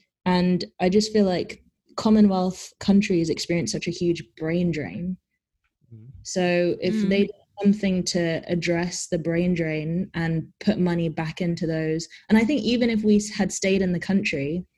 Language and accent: English; Jamaica; moved away; I'm from Jamaica